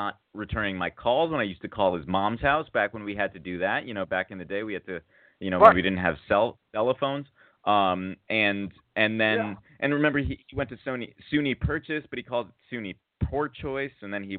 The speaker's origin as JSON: {"language": "English", "town": "New Haven", "region": "Connecticut", "country": "United States", "said": "I said I was from New Haven with the pizza"}